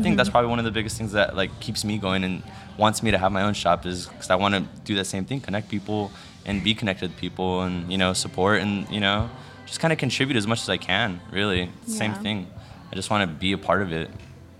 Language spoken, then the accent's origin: English; Chula Vista, California, United States; at least where we grew up in Chula Vista